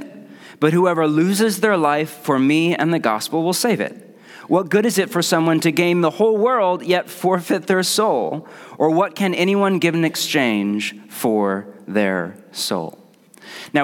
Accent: Portland, United States; I'm from Portland

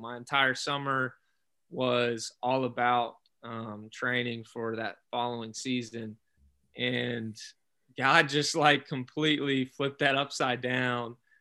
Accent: Alabama, United States; I grew up in Alabama.

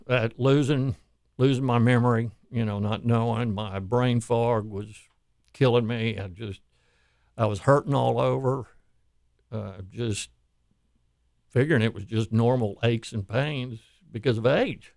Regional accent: Houston, Texas, United States; I grew up here in Houston, moved here in 1959

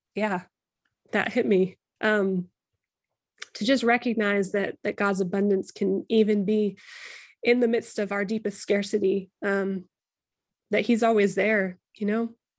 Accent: United States; we're both white, we're both American

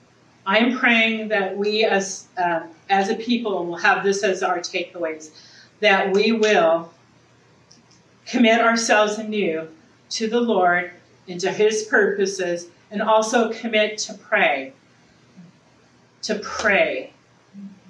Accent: Southern California, United States; now in Eureka, United States; I'm originally from Southern California

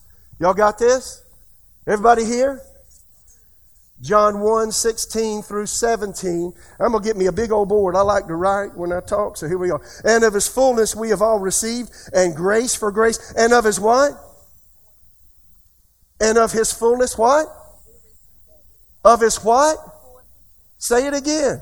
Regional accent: United States

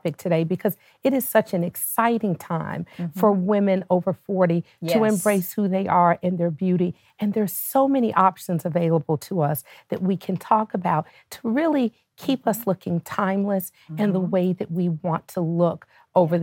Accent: Nashville, Tennessee, United States; moved away as an adult; now in Atlanta, United States; I am originally from Nashville, Tennessee

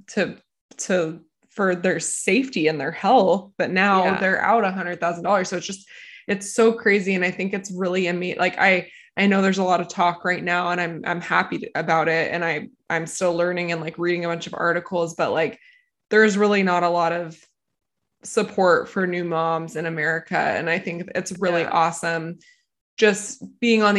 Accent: United States; now in Austria; being American in Austria.

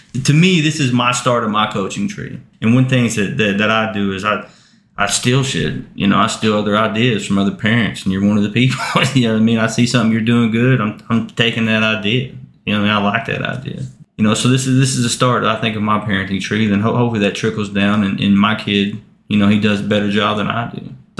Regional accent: Blaine County, Oklahoma, United States; I grew up in Blaine County.

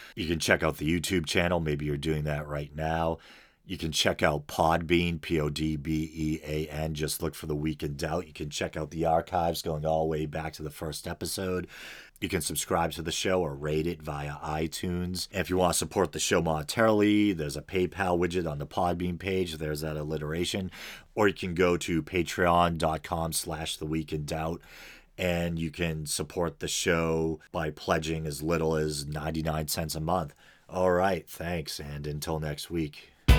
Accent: American Northeast, United States; accent: American Northeast; it's probably obvious from my accent that I hail from the American Northeast.

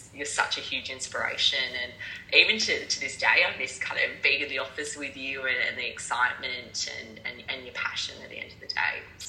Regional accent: Melbourne, Victoria, Australia; moved away as an adult; also born or lived in United Kingdom; I am originally from Melbourne, Australia

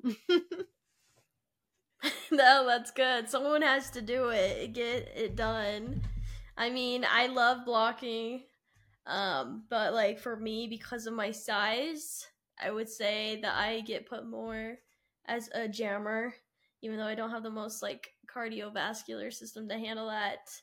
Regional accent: Utah, United States; I'm from Utah

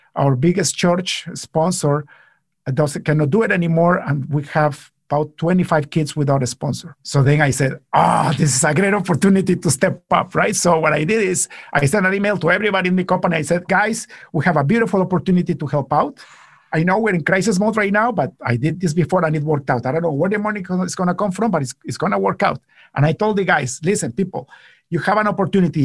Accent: Guatemala; now in Canada; I come from Guatemala

